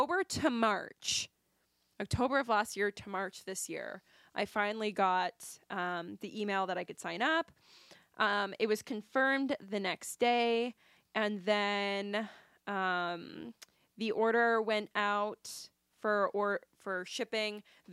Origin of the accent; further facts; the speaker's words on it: Canada; we are Canadian